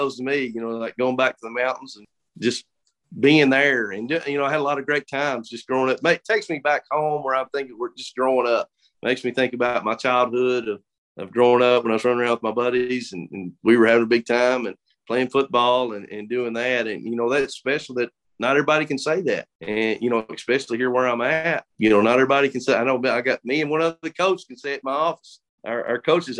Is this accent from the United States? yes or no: yes; Kentucky, United States; now in Danville, United States; I grew up in Breathitt County where I am, but I think you call homes where your family is.